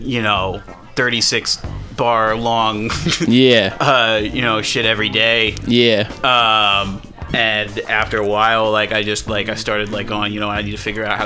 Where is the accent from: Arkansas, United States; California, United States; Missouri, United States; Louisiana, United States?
California, United States; San Francisco; I'm born and raised in San Francisco.